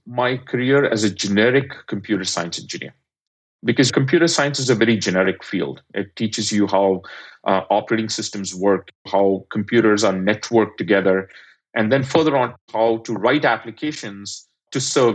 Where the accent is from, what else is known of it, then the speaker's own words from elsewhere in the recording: India; moved away; I'm an immigrant, I grew up in India